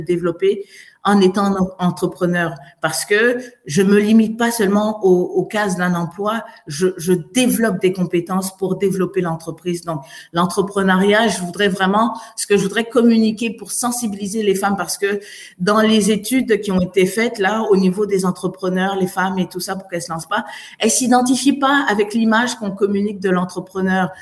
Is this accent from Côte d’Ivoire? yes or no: yes; Côte d’Ivoire; also born or lived in France; now in Montreal, Canada; je viens de Côte d'Ivoire